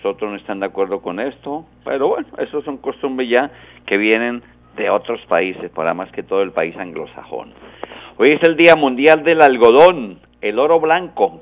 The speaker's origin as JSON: {"language": "Spanish", "town": "Pamplona", "region": "Norte de Santander", "country": "Colombia", "tie": "born or raised there", "moved": "yes", "said": "Pamplona mi pueblo querido, el pueblo que me vio nacer, qué pueblo tan bonito, ¿no? La ciudad de clima, de la neblina, la ciudad mitrada, ciudad estudiantil, en fin, bacán recordar los tiempos de infancia en Pamplona."}